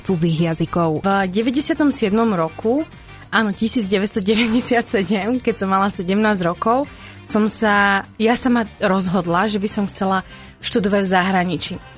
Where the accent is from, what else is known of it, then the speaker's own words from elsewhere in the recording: Bardejov, Prešov Region, Slovakia; now in Banská Bystrica, Slovakia; ja som pôvodne z východu z Bardieva, to je naozaj že malé mestečko